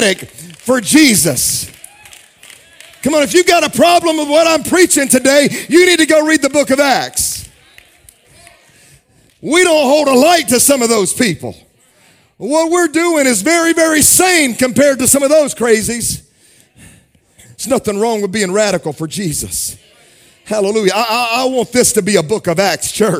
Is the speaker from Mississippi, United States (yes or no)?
yes; Jackson, Mississippi, United States; now in Dallas, United States; When I was young, when I was a kid growing up in Jackson, Mississippi